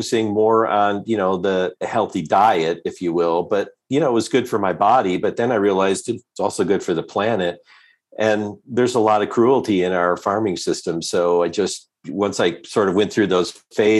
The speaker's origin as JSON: {"language": "English", "town": "Detroit", "region": "Michigan", "country": "United States", "tie": "born or raised there", "also_born_or_lived": "East Coast", "moved": "yes", "lives_now": "Boulder, United States", "said": "I was born and raised in the Detroit area. So I grew up in the Midwest"}